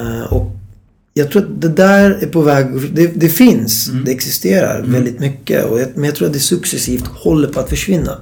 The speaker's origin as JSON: {"language": "Swedish", "town": "Stockholm", "region": "Stockholm County", "country": "Sweden", "tie": "born or raised there", "said": "Född och uppvuxen i Stockholm."}